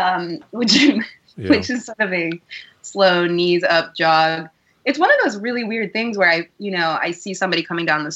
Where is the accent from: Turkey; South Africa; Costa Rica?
Costa Rica; now in New York, United States; I come from, I grew up in Costa Rica